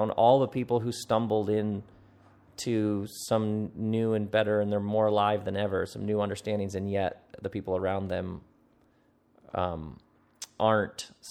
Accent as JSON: {"language": "English", "region": "Texas", "country": "United States", "said": "I'm Texan."}